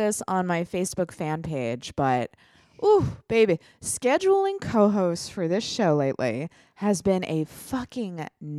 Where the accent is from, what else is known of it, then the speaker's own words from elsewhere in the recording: Ireland; I can say that because I'm Irish. You can't say that if you're not Irish because it's hateful.